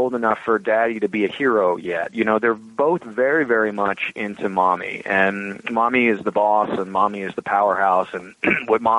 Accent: New Jersey, United States; as a Jersey boy

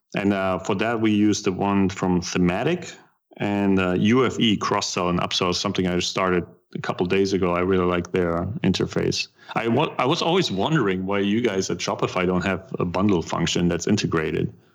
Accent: Germany; accent: German; English is a second language; moved away as an adult; now in United States; I still try to keep a little bit of my German accent.

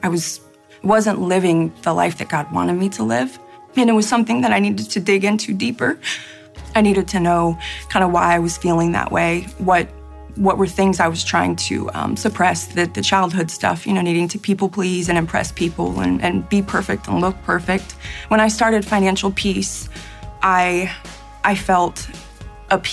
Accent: Houston, Texas, United States; my hometown church in Houston

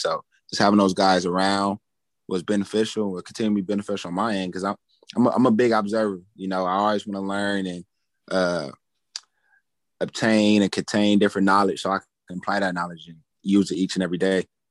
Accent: Pasadena, California, United States; moved away; my hometown, Pasadena

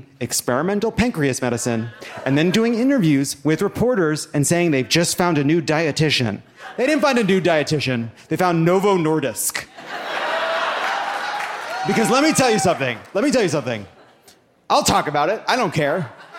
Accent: Long Island, New York, United States; I'm not from here. I'm a Jew from Long Island. Deal with it.

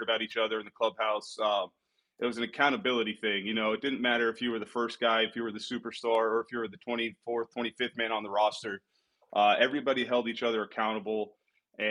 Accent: Anaheim, California, United States; playing in my hometown

